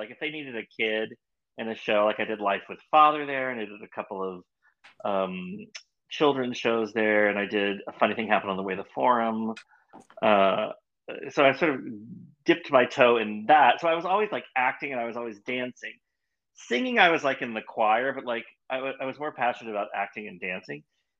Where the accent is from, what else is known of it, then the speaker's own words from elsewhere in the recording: Winchester, Virginia, United States; moved away as an adult; I'm from Winchester.